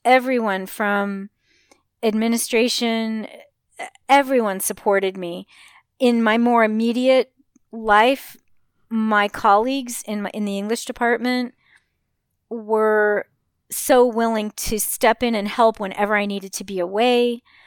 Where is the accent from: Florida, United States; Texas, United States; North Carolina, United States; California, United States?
California, United States; Los Angeles; also born or lived in Burbank, California; I grew up in Hollywood and Westwood